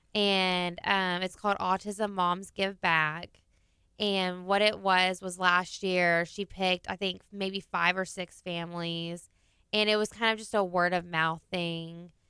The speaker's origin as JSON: {"language": "English", "town": "Clear Lake", "region": "Texas", "country": "United States", "said": "I am from Clear Lake"}